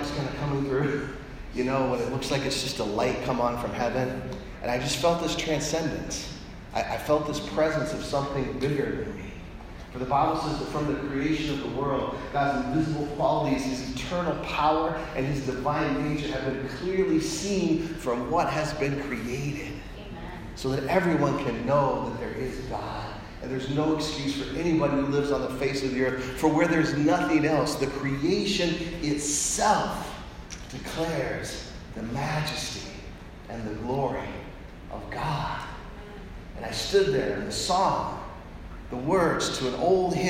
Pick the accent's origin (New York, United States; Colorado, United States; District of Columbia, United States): Colorado, United States; Colorado Springs; I grew up in Colorado Springs, Colorado.